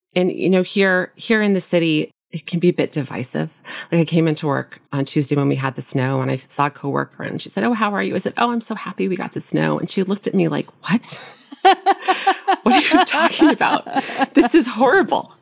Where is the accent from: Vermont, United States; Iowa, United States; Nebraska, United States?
Nebraska, United States; moved away as an adult; also born or lived in Minnesota; now in Brooklyn, United States; I grew up in the Midwest in a small town in Nebraska.